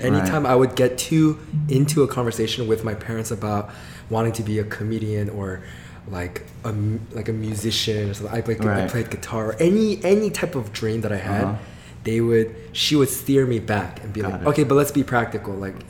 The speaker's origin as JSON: {"language": "English", "town": "Atlanta", "region": "Georgia", "country": "United States", "tie": "born or raised there", "also_born_or_lived": "Guam", "moved": "as an adult", "lives_now": "Los Angeles, United States"}